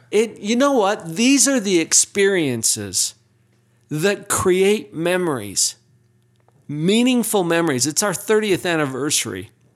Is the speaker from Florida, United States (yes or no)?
no; Utah, United States; accent: Utah English; I learned Utah English.